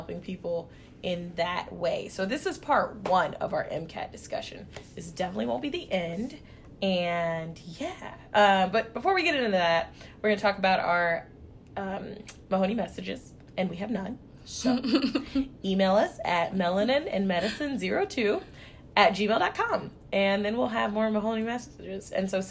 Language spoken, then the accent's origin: English; Kansas, United States; growing up in Kansas